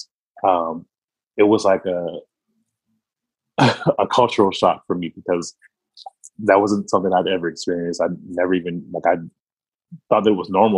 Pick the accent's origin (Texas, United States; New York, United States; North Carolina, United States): North Carolina, United States; Wilmington; I come from a small city in North Carolina called Wilmington, North Carolina. And I grew up there on the north side of that city